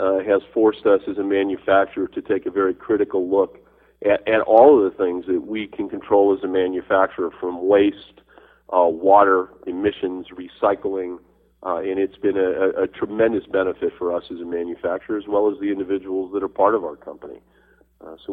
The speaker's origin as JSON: {"language": "English", "region": "New Mexico", "country": "United States", "said": "I am from New Mexico"}